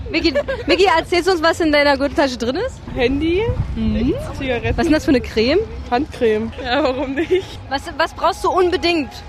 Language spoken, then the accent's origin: German; Cottbus, Brandenburg, Germany; Ich komme aus Cottbus.